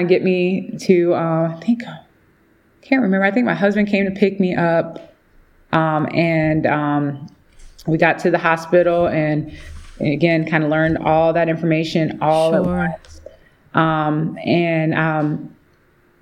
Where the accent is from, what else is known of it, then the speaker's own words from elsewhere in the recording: Midwest, United States; moved away as an adult; now in Atlanta, United States; I'm originally from the Midwest